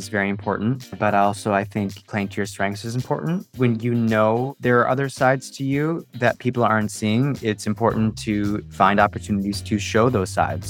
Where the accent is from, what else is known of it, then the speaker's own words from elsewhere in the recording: Rochester, New York, United States; now in New York City, United States; I'm from Rochester, New York, and I live currently in New York